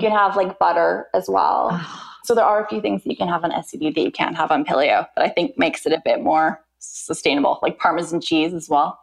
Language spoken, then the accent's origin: English; Vancouver, British Columbia, Canada; moved away as an adult; now in London, United Kingdom; I'm originally from Vancouver, Canada, born and raised, and I have been living in the UK for the past 10 years.